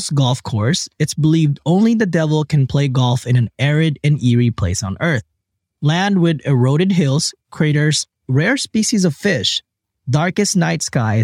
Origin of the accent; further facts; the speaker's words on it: Philippines; I was born in the Philippines